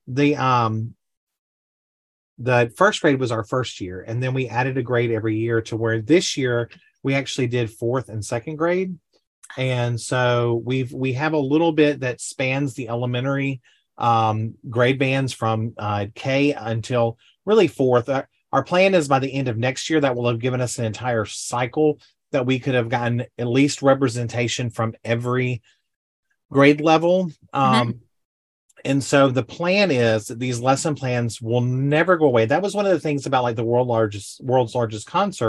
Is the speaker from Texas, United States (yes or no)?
no; Panama City, Florida, United States; I grew up in Panama City, Florida.